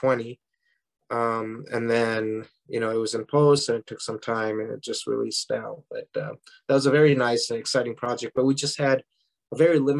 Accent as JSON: {"language": "English", "town": "Parma Heights", "region": "Ohio", "country": "United States", "tie": "born or raised there", "moved": "yes", "said": "I grew up in Parma Heights, you know, about 20 minutes down south of Cleveland."}